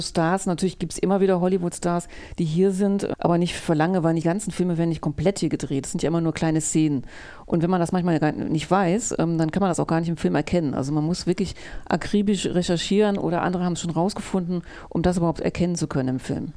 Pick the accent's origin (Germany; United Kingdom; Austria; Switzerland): Germany; Alpen, North Rhine-Westphalia; moved away as an adult; also born or lived in Wesel / Paris; now in Düsseldorf, Germany; Ich bin äh, geboren in Alpen, ähm, nicht in den Alpen, sondern im Alpenkreis Wesel und äh, habe in Wesel mein Abitur gemacht